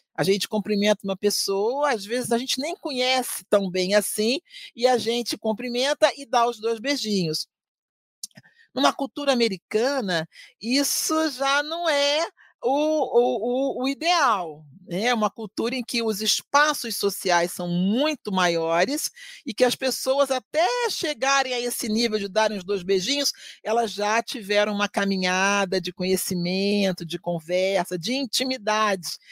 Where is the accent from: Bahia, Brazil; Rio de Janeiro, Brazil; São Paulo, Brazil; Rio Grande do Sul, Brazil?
Rio de Janeiro, Brazil; now in Curitiba, Brazil; Eu, que sou do Rio de Janeiro, né? que vim viver numa cultura bem diferente da minha